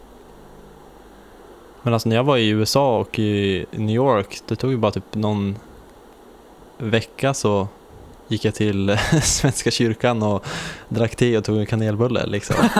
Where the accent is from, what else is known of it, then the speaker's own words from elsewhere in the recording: Sweden; hemlängtan efter Sverige